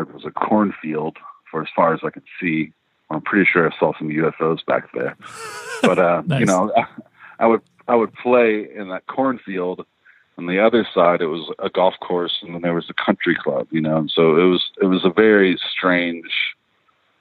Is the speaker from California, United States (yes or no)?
no; Elizabethtown, Kentucky, United States; born or raised there; also born or lived in Lexington, Kentucky / Louisville, Kentucky